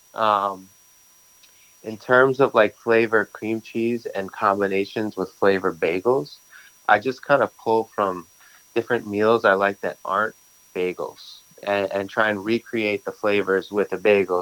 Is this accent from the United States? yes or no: yes; New York City, New York, United States; I grew up in Brooklyn